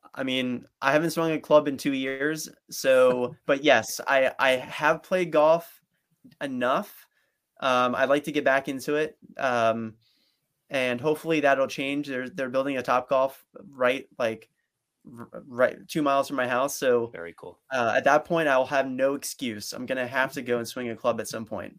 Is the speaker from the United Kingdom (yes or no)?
no; Princeton, New Jersey, United States; growing up in Princeton, New Jersey